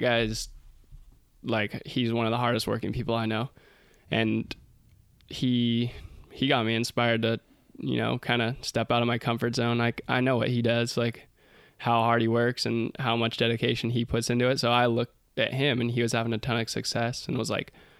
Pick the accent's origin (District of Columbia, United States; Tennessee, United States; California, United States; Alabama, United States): California, United States; Santa Cruz; growing up in Santa Cruz.